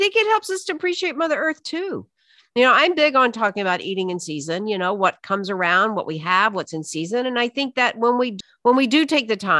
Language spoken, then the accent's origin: English; the South, United States; I was raised in the South on Southern Jewish cooking.